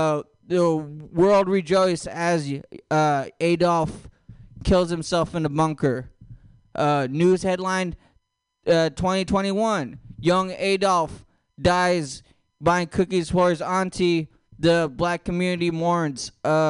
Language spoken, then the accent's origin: English; Philippines; I know you guys think, since I have long hair and a jean jacket, that I'm Native American. I'm not. I'm Filipino.